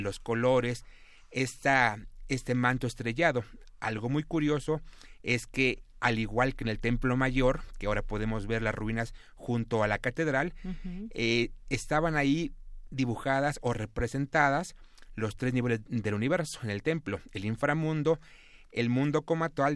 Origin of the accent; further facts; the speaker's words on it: Mexico; este nuevo pueblo que somos los mexicanos de ahora